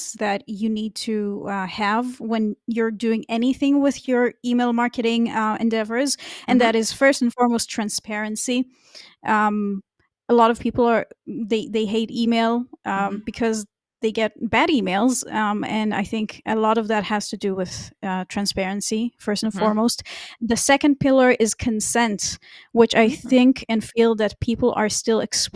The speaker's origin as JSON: {"language": "English", "country": "Israel", "moved": "as an adult", "lives_now": "Germany", "said": "my home country, which is Israel."}